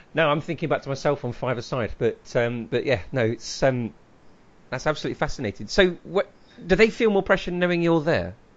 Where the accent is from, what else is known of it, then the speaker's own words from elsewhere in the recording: Leicester, East Midlands, United Kingdom; I come from Leicester